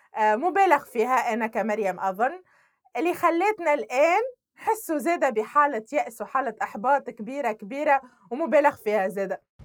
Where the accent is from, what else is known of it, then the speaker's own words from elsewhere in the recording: Sfax, Sfax Governorate, Tunisia; انا كشابه عمري 22 سنه ولدت في تونس تونس هي اللي كبرتني